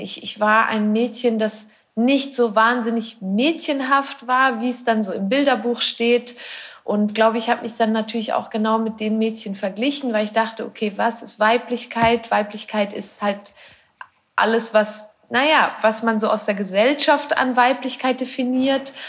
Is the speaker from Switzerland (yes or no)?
yes; Switzerland; Ich bin aus der Schweiz. Ich wohne dort auch immer noch.